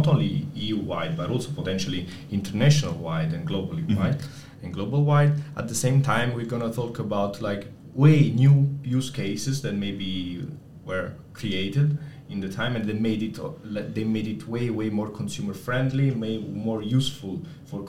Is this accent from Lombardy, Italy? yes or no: no; Naples, Campania, Italy; moved away; I'm from Napoli. So now, shameless plug for my city, Napoli